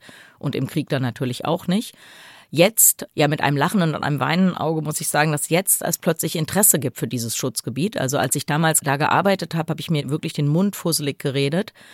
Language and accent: German; Germany; wir sind Deutsche, wir wollen nur nach Hause.